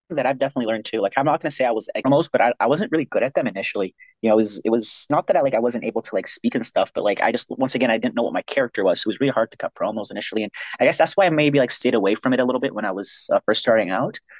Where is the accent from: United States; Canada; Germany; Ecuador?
Canada; Ontario; now in Pacific Northwest / Western Canada; I'm originally from Ontario. That's where I was. That's where I was born